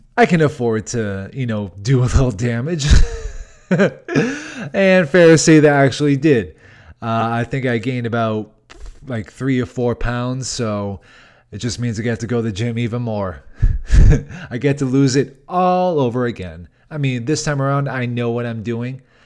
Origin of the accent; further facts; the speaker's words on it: Boston, Massachusetts, United States; moved away; working out in my hometown